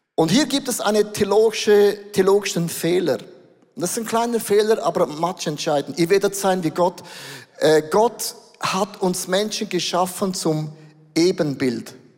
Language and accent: German; Switzerland; Wir sind Schweizer